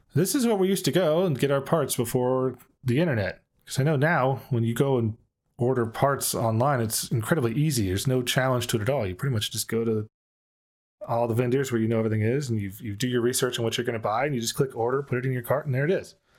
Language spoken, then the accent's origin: English; Dallas, Texas, United States; I grew up in Dallas